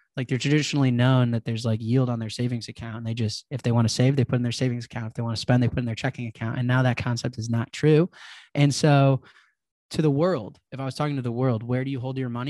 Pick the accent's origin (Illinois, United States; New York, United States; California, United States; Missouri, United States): Illinois, United States; Chicago; I grew up in Chicago, there's, like, this drill scene